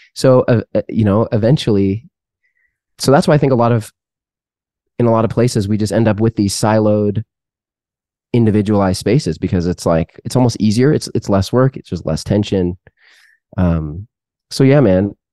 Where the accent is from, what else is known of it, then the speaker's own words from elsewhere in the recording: Seattle, Washington, United States; moved away as an adult; also born or lived in Canada; now in Texas, United States; born in Canada, raised in the Seattle area